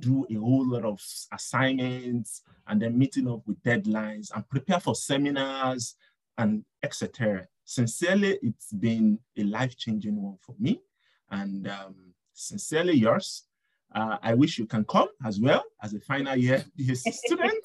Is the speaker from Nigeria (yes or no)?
yes; Nigeria; now in Montreal, Canada; I'm from Nigeria and I'm a doctoral student